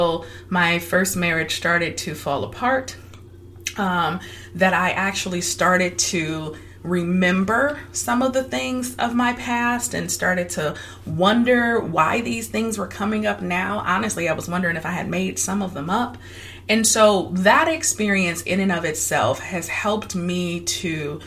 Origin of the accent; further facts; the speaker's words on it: Detroit, Michigan, United States; I was born and raised in Detroit, Michigan.